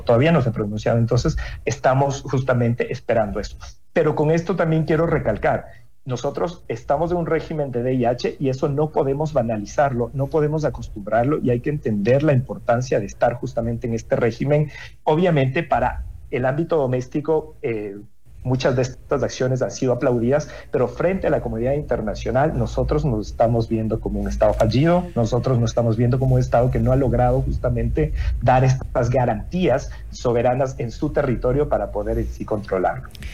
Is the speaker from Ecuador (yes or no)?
yes; Ecuador; eso que nos dice también como ecuatorianos